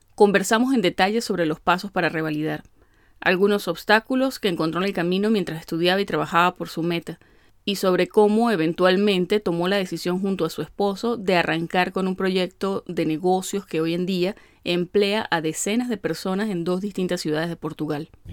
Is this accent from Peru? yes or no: no; Venezuela; yo soy una venezolana que no sabe bailar salsa